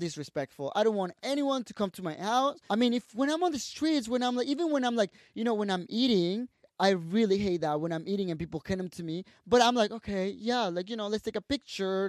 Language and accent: English; Tabasco, Mexico; English is a second language; moved away as an adult; also born or lived in Guadalajara, Mexico / Mexico City, Mexico; I went to Tabasco to my hometown